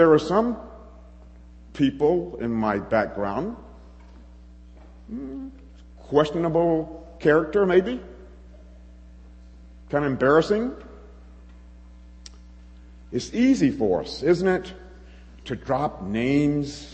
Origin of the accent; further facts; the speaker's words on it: the South, United States; moved away as an adult; now in Chicago, United States; a Southerner. I was an American